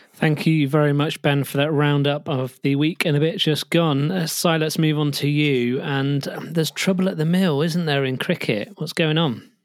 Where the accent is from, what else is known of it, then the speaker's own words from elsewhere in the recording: United Kingdom; we're British